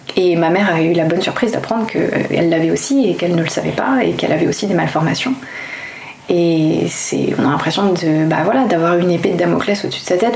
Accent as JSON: {"language": "French", "town": "Toulouse", "region": "Occitania", "country": "France", "said": "d'où je viens Je viens de Toulouse."}